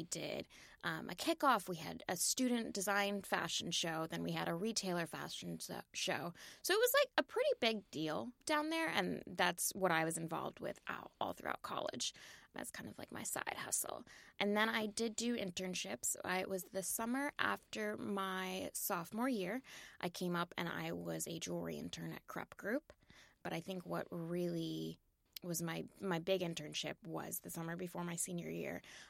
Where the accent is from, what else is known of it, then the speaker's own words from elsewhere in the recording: Virginia, United States; So I grew up in Virginia, mm-hmm. Northern Virginia, right outside of D.C.